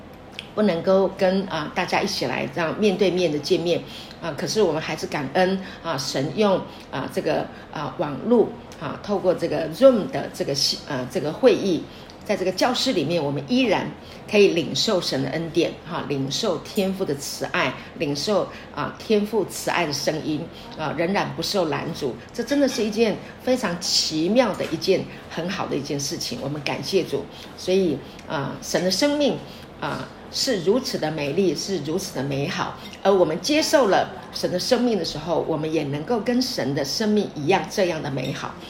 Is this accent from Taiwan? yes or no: no; China; 我们中国人很多都喜欢用这个啊，用很很严厉的管教的方式啊来啊管教孩子